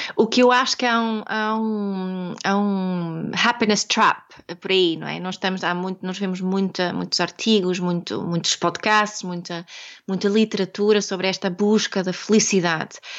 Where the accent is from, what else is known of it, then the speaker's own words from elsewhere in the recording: Sweden; Portuguese is a second language; now in Portugal; eu sou sueca, daqui este, este sotaque eh, assim do, do norte